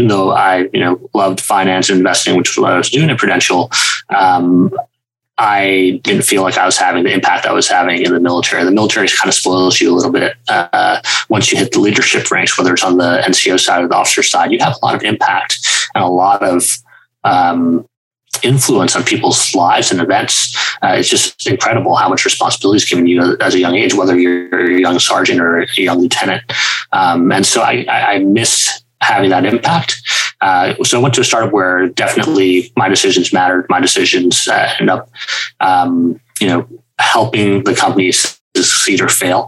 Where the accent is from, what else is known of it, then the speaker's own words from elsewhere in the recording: Scarsdale, New York, United States; I grew up in Scarsdale, New York, which is a suburb north of New York City